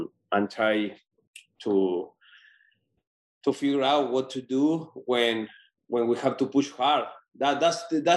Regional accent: Patagonia, Argentina; moved away as an adult; now in United States; I was born in Argentina. I moved here 10 years ago

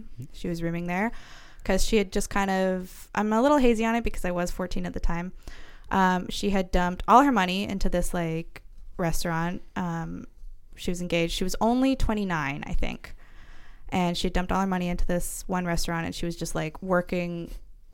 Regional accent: Pender Island, British Columbia, Canada; moved away as an adult; I moved away from Pender because I was a young woman and there was one of two young women on the entire island

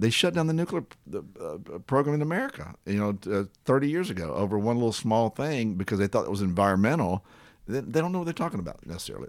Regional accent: Columbia, Tennessee, United States; I grew up in Columbia, Tennessee during TVA.

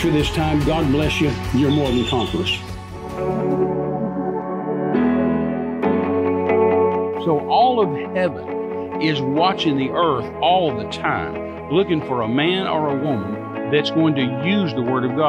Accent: West Texas, United States; I was raised in West Texas, and back in the 50s and 60s

